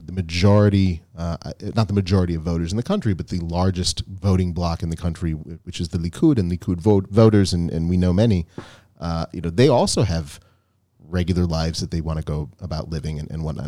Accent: United States; now in Israel; we come from the United States

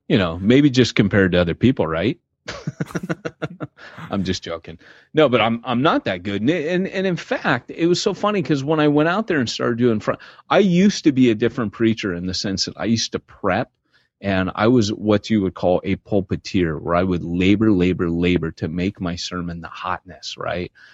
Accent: United States; moved away as an adult; also born or lived in Britain; I had a celebrity mentality as an American pastor.

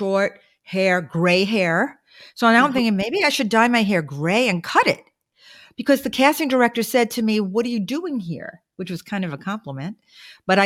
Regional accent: New York City, New York, United States; moved away as an adult; I'm from Brooklyn. So I got the real deal in Brooklyn

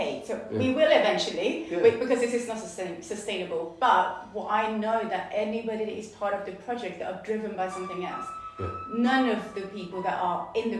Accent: Sweden; now in Chippenham, United Kingdom; I grew up in Sweden.

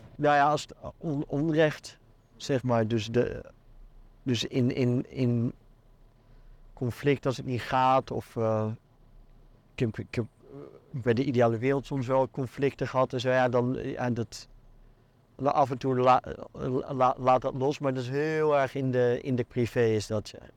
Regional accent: Netherlands; moved away as an adult; now in Belgium; als Nederlander in dit land

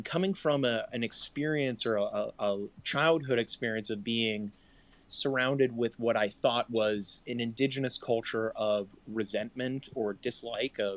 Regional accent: Columbus, Ohio, United States; I grew up in Columbus, Ohio

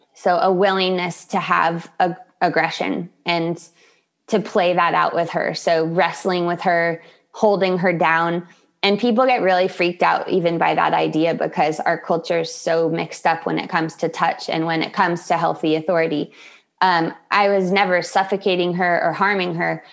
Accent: Solana Beach, California, United States; I am in Solana Beach, California, my hometown

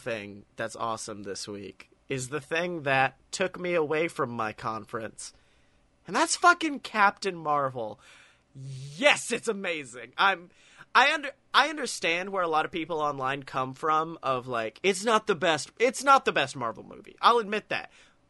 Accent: the South, United States; I was raised in the South, big man.

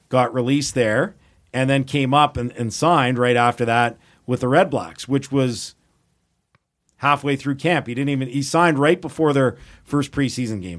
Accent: Edmonton, Alberta, Canada; born and raised in Edmonton

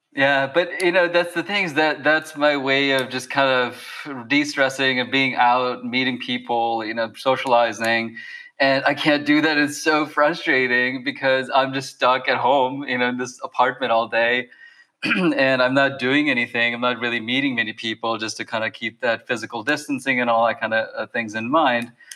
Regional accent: Bangladesh; moved away; I come from Bangladesh

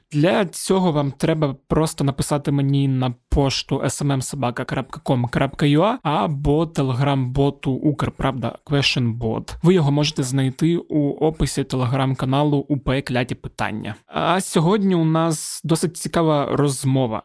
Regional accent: Zaporizhzhia, Zaporizhzhia Oblast, Ukraine; я з Запоріжжя

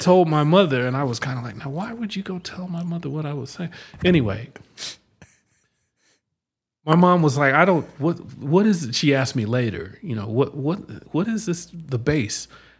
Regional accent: Denver, Colorado, United States; also born or lived in New Jersey; now in Arizona, United States; Well, I grew up in Denver.

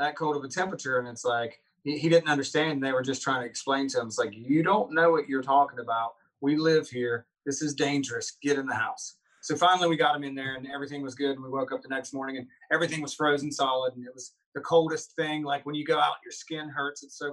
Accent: West Virginia, United States; I grew up in West Virginia

